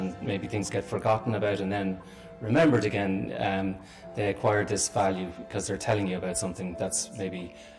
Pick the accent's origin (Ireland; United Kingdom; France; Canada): Ireland; Letterkenny, Ulster; also born or lived in Galway; I'm from Galway and I grew up in Letterkenny. I'm Irish, but I'm also European.